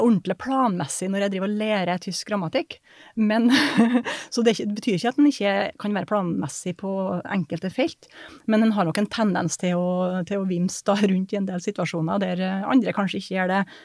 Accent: Surnadal, Møre og Romsdal, Norway; Helt fra indre Nordmøre, da, Surndalen, der jeg kommer fra

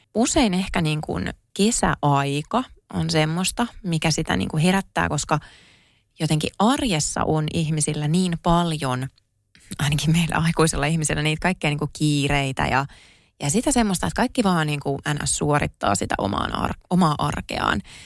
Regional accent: Kouvola, Kymenlaakso, Finland; moved away as an adult; kun mä asuin elämäni ekat 18 vuotta Kouvolassa

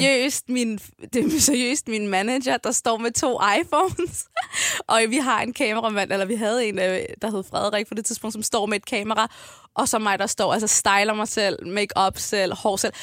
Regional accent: Copenhagen, Capital Region of Denmark, Denmark; jeg er født og opvokset på Amager med mine to forældre og mine tre søskende

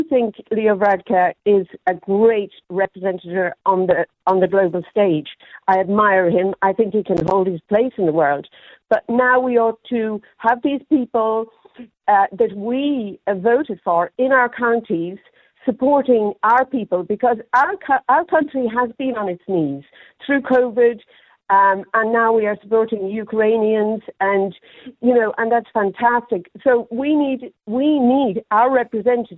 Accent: Ireland; when I was a young girl growing up in Ireland

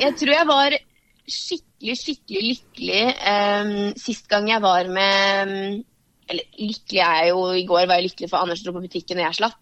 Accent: Varteig, Østfold, Norway; Vartei er liksom tettsted der jeg er fra

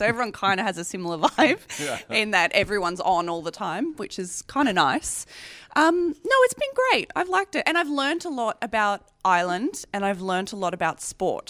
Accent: Sydney, New South Wales, Australia; moved away; also born or lived in Tasmania; I am from Sydney. I'm a Sydney girl.

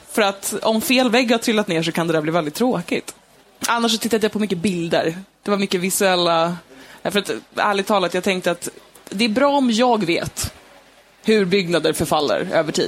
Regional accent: Stockholm, Stockholm County, Sweden; jag växte upp i Stockholm

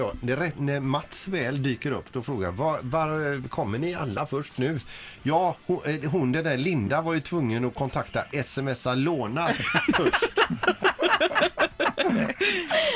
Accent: Kungälv, Västra Götaland, Sweden; jag är från Kungälv

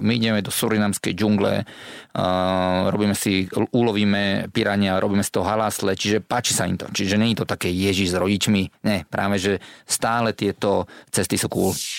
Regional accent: Slovakia; sme Slováci

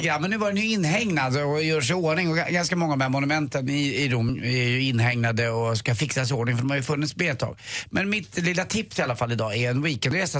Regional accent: Stockholm, Stockholm County, Sweden; där jag var uppväxt då på Östermalm

